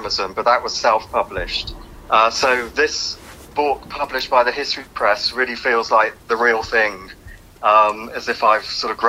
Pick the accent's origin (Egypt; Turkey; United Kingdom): United Kingdom; Birmingham, West Midlands; moved away as an adult; also born or lived in Liverpool; I grew up in Birmingham